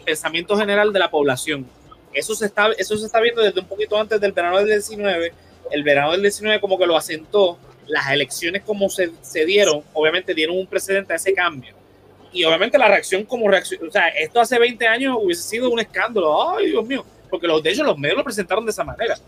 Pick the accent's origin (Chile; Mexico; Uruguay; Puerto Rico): Puerto Rico; como puertorriqueños